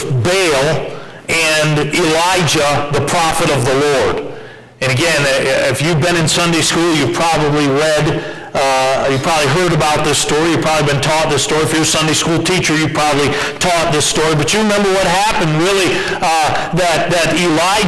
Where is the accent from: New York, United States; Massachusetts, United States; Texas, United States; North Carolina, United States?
Massachusetts, United States; Westfield; moved away; I grew up in Westfield, Massachusetts